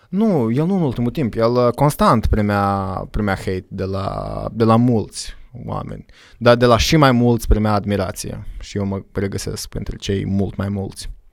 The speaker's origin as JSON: {"language": "Romanian", "country": "Moldova", "also_born_or_lived": "Iași, Romania / United States", "said": "m-am întors în Moldova"}